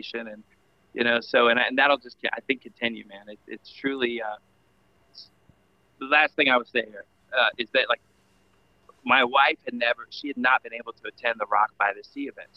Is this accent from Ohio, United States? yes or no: yes; Cincinnati, Ohio, United States; That's where we're from, Cincinnati